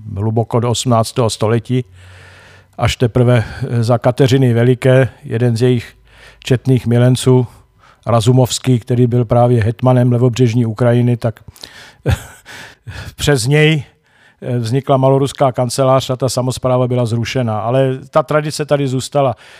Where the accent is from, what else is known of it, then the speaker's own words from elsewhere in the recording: Czechia; my Češi